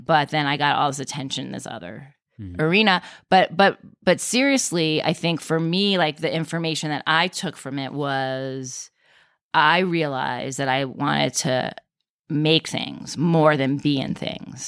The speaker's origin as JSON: {"language": "English", "area": "Westchester", "region": "New York", "country": "United States", "tie": "born or raised there", "said": "I grew up in Westchester"}